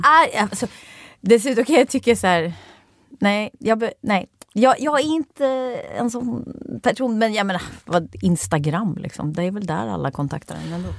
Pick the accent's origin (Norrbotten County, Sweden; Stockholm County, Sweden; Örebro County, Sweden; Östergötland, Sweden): Stockholm County, Sweden; Rotebro; also born or lived in Hornstull, Stockholm; jag är uppvuxen i Rotebro